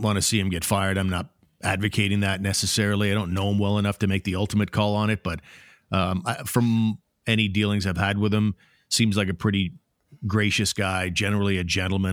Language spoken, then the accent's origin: English; Ottawa, Ontario, Canada; It's my hometown